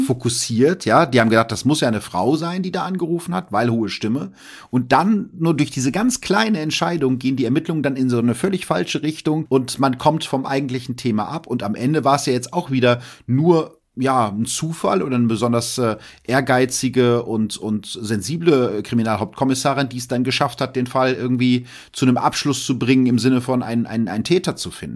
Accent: Germany; als Piefke

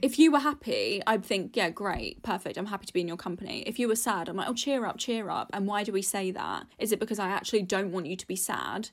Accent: United Kingdom; being British anyway, being brought up in the U K

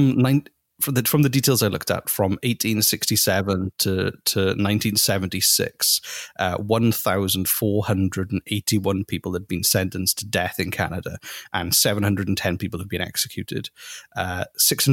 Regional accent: United Kingdom; I'm not. North American. I'm British.

